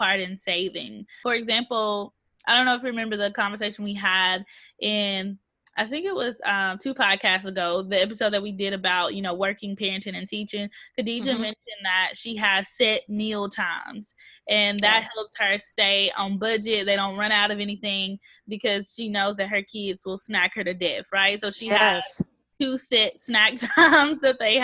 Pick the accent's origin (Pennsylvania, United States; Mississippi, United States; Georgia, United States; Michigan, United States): Mississippi, United States; I'm from Mississippi